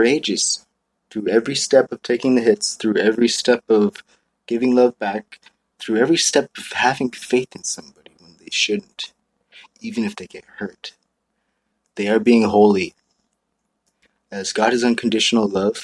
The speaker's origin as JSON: {"language": "English", "area": "Maui", "region": "Hawaii", "country": "United States", "tie": "born or raised there", "moved": "yes", "said": "I grew up in Maui"}